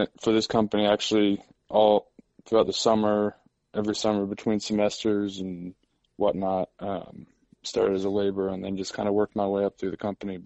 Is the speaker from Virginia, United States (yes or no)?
yes; Northern Virginia, United States; Born and raised in Virginia. Northern Virginia area, right near D.C.